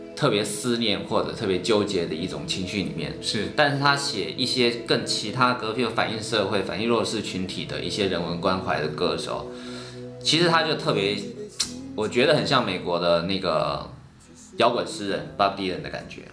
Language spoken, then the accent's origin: Chinese; Taiwan; 我们台湾人都会看这个龙舟比赛嘛，每次端午节必须看